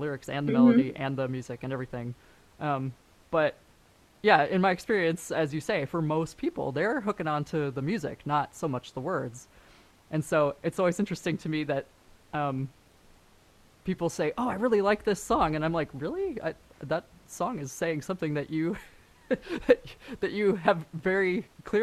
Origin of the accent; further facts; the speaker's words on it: San Francisco, California, United States; moved away as an adult; also born or lived in Canada / Germany; now in Los Angeles, United States; I grew up in San Francisco. I wasn't born there, but I grew up there.